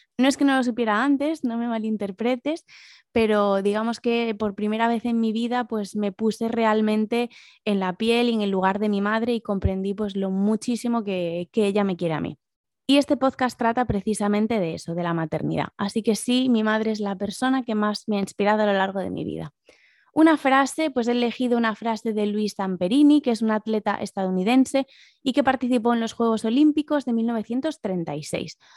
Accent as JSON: {"language": "Spanish", "town": "A Coruña", "region": "Galicia", "country": "Spain", "tie": "born or raised there", "also_born_or_lived": "Asturias / London", "accent": "Galician", "moved": "as an adult", "said": "soy asturiana, pero lo cierto es que viví la mayor parte de mi vida en A Coruña, de ahí mi marcado acento gallego"}